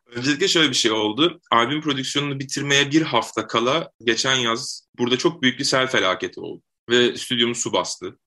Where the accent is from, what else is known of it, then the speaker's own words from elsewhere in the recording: Adana, Turkey; ben Adana'da doğdum, büyüdüm